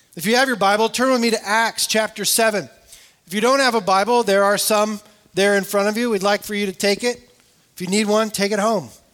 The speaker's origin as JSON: {"language": "English", "region": "California", "country": "United States", "tie": "born or raised there", "said": "I grew up in California"}